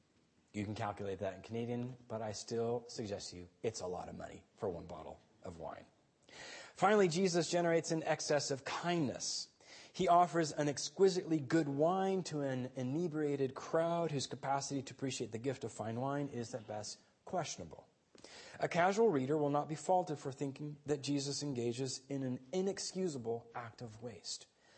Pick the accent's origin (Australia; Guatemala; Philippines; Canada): Guatemala; Guatemala City, Guatemala Department; Now, as a child growing up in Guatemala City, I attended a private Austrian school.